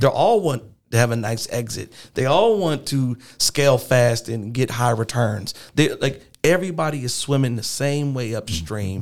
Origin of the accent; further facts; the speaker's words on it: Pittsburgh, Pennsylvania, United States; now in Tulsa, United States; I'm from Pittsburgh